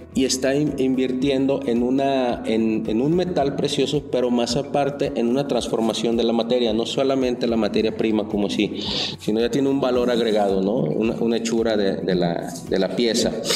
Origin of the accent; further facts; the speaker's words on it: Mexico; nosotros mismos como mexicanos